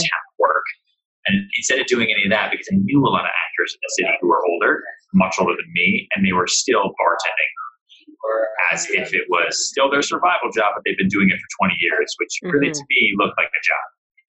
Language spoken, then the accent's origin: English; Houston, Texas, United States; born there; also born or lived in Long Island / Boston; I grew up in a bunch of places. I was born in Texas, in Houston. I bounced around a lot. We moved a lot around Texas, and then we moved to Long Island.